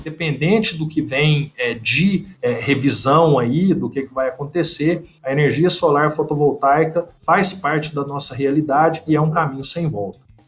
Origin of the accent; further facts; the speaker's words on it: Uberlândia, Minas Gerais, Brazil; moved away as an adult; also born or lived in Turin, Italy / Rennes, France; sou natural aqui de Uberlândia, Minas Gerais, de onde eu estou falando